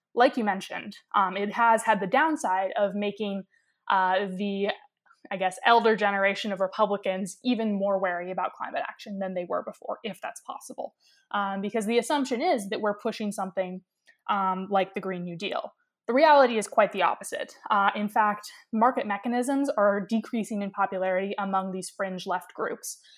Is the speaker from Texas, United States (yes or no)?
no; Ketchikan, Alaska, United States; moved away as an adult; I was born and raised in Ketchikan, Alaska